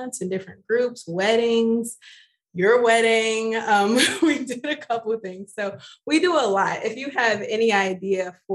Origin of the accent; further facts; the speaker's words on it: Cleveland, Ohio, United States; now in New York City, United States; I am born and raised in Cleveland, Ohio